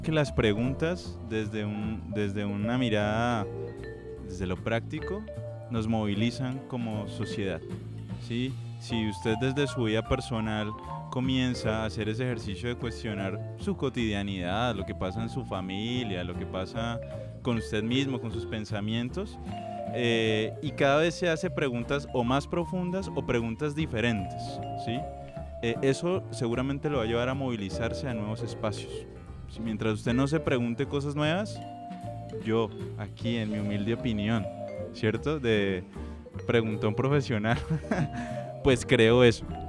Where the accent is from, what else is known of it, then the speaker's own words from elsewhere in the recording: Cali, Valle del Cauca, Colombia; yo como caleño hago parte de esos caleños